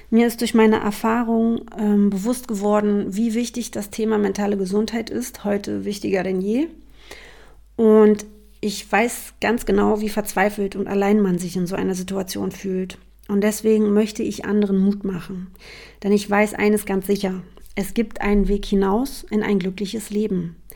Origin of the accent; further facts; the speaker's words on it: Berlin, Germany; Also, ich bin …, ich bin Berlinerin.